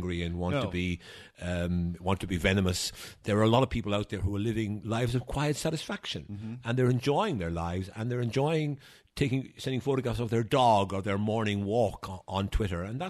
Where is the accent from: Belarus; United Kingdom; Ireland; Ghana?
Ireland; moved away as an adult; now in United States; I am an Irish nationalist, obviously. I wouldn't be working for the Irish government if I wasn't.